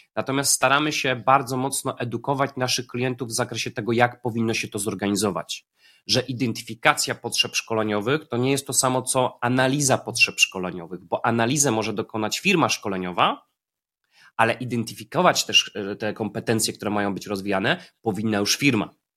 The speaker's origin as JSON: {"language": "Polish", "town": "Poznań", "region": "Greater Poland", "country": "Poland", "said": "Ja jestem z Poznania"}